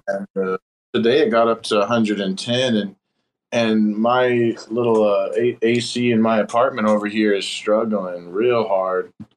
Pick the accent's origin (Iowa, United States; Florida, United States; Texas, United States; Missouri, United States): Texas, United States; I'm from Texas